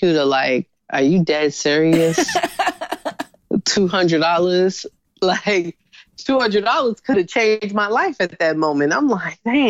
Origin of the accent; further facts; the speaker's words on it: New York City, New York, United States; being in Harlem, growing up in Harlem